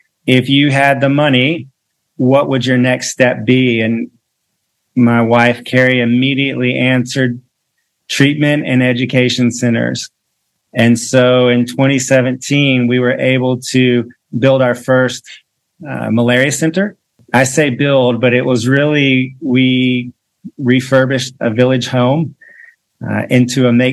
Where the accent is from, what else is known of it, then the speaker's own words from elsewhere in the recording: Texas, United States; moved away as an adult; now in Uganda; we're originally from Texas.